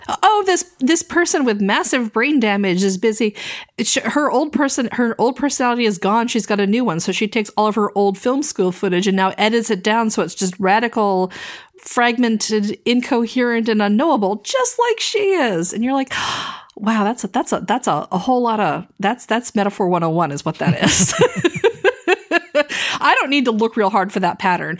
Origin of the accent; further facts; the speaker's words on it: American South, United States; growing up in the American South